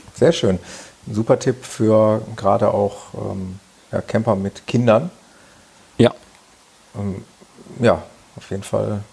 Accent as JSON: {"language": "German", "town": "Mönchengladbach", "region": "North Rhine-Westphalia", "country": "Germany", "tie": "born or raised there", "said": "in Mönchengladbach in meiner Geburtsstadt"}